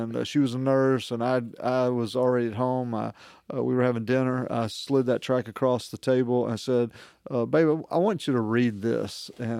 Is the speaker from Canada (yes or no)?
no; Shreveport, Louisiana, United States; moved away; also born or lived in Siberia / Marshall Islands